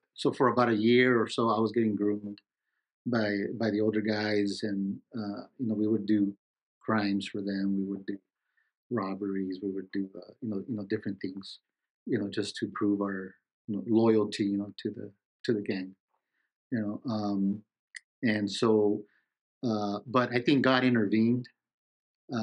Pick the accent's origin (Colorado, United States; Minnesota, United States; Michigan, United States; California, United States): California, United States; Los Angeles; I was born and raised in Los Angeles